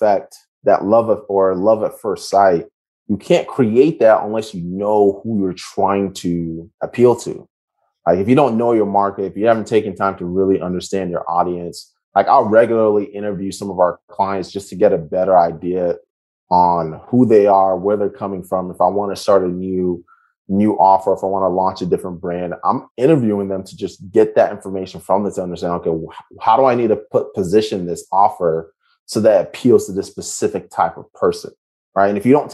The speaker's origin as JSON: {"language": "English", "country": "United States", "said": "I'm an American"}